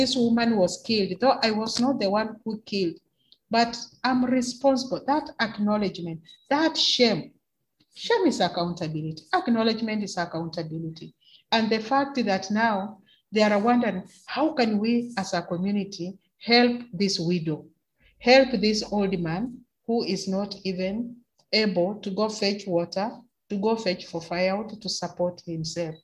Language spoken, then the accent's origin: English; Kenya; As a Kenyan woman